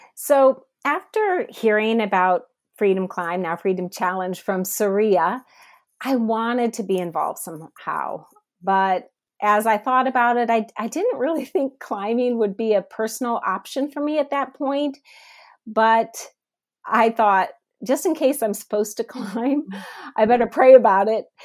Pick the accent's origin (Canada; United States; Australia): United States; Northeast Ohio; also born or lived in South Africa; now in Atlanta, United States; I am originally from Northeast Ohio, but I now live in South Atlanta